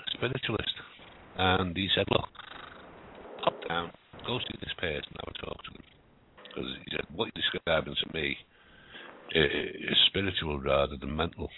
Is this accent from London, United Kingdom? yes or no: no; Liverpool, North West England, United Kingdom; accent: Scouse; I was born in Liverpool a long time ago